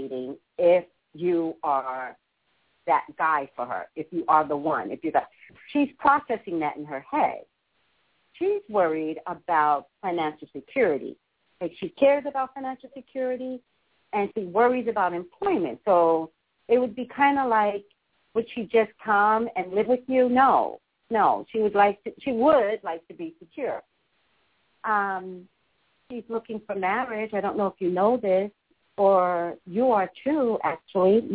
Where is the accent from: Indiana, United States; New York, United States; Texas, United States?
New York, United States; now in California, United States; I'm a native New Yorker